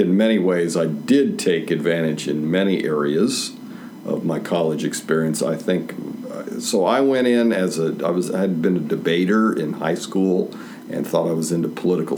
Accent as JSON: {"language": "English", "town": "Topeka", "region": "Kansas", "country": "United States", "also_born_or_lived": "San Antonio, Texas", "moved": "as an adult", "said": "I was from Topeka, Kansas"}